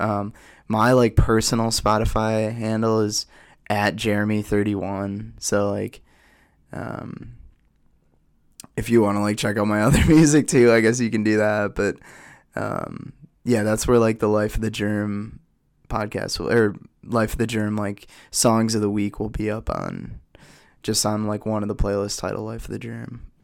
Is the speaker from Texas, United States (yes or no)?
no; Oshkosh, Wisconsin, United States; I'm from Oshkosh, Wisconsin